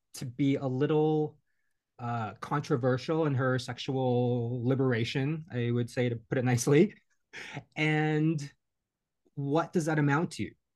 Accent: New York, United States; as a New Yorker

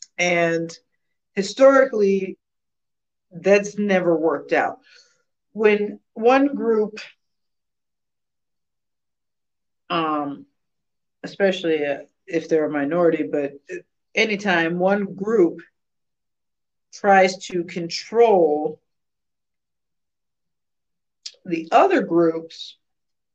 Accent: United States; I'm an American

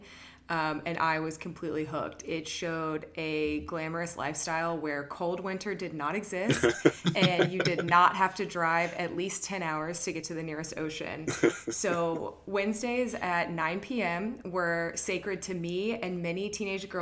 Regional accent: Columbus, Ohio, United States; I was from Columbus, Ohio.

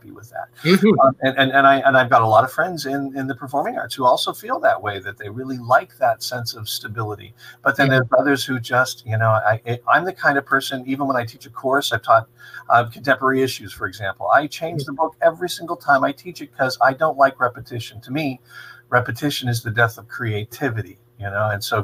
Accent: Johnsonburg, Pennsylvania, United States; I'm from Johnsonburg originally

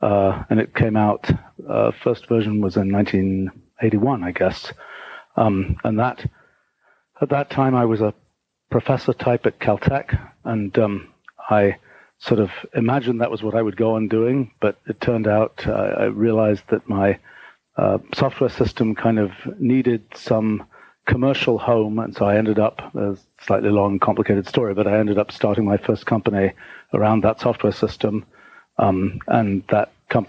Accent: England, United Kingdom; So, back in the day, so I grew up in England and I was sort of I got interested in science when I was really young.

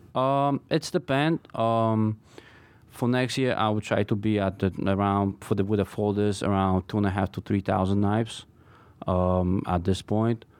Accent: Poland; moved away as an adult; also born or lived in Brooklyn; now in New York City, United States; I was born and, uh, grew up in Poland, and I came here when I was nineteen by myself.

